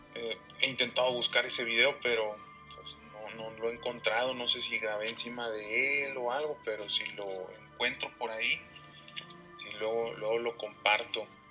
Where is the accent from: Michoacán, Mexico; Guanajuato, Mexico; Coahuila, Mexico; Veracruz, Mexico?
Coahuila, Mexico; Saltillo; somos de aquí de Saltillo, Coahuila